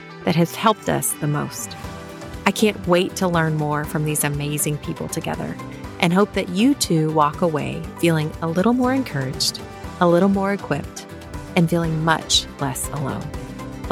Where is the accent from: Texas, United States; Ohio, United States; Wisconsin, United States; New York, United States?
Texas, United States; Texarkana; whenever I was growing up in Texarkana, Texas